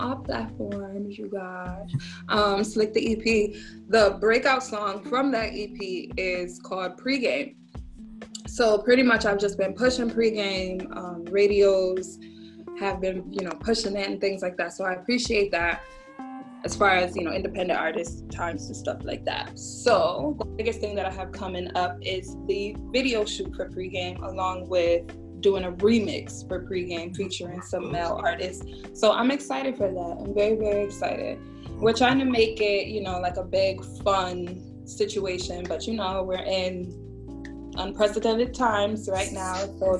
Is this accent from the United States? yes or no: yes; Connecticut, United States; because I'm from Connecticut.